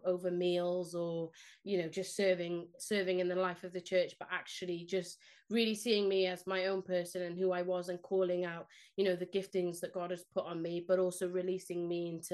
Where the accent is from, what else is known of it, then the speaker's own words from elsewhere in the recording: Cardiff, Wales, United Kingdom; first language Spanish; English is a second language; moved away as an adult; also born or lived in Spain / Leicester; now in Oldham, United Kingdom; I grew up in Cardiff